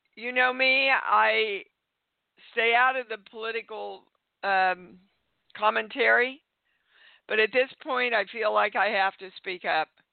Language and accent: English; Kansas, United States; I was raised in Kansas